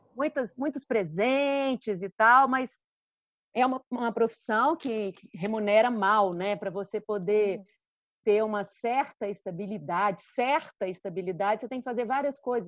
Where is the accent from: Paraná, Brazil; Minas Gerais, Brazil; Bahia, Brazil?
Minas Gerais, Brazil; accent: mineiro; sou mineira, né? O sotaque